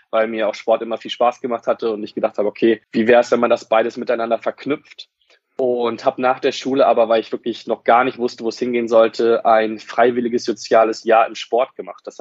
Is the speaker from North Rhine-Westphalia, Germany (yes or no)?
no; Wolfsburg, Lower Saxony, Germany; Und das Studio war bei mir in Wolfsburg, da wo ich herkomme.